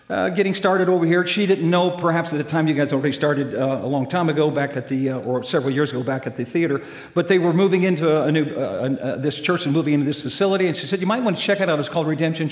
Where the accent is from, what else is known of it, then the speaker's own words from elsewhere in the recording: Shelbyville, Indiana, United States; moved away as an adult; now in Toledo, United States; that's my hometown, Shelbyville, Indiana, to pastor my home church